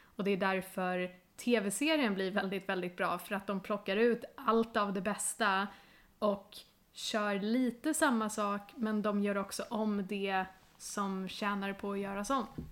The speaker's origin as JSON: {"language": "Swedish", "country": "Sweden", "said": "vi ska vara stolta som svenskar"}